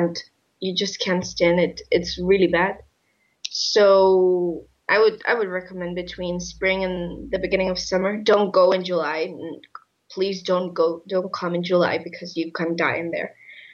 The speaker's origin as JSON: {"language": "English", "town": "Madrid", "region": "Community of Madrid", "country": "Spain", "second_language": "English", "said": "I lived in 161 in Tietgen for a semester, and I'm from Spain. Madrid."}